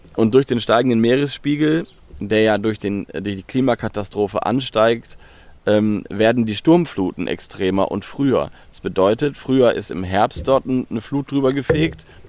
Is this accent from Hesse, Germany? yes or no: no; Lower Saxony, Germany; Ich komme aus Niedersachsen, aber Niedersachsen hat eine lange Küste und sehr viel Watt